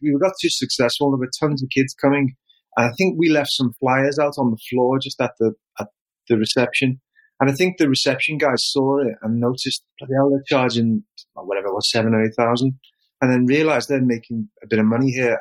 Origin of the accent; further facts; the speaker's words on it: Liverpool, North West England, United Kingdom; moved away as an adult; now in Japan; I came from Liverpool. Um, I was penniless in Liverpool, couldn't get a job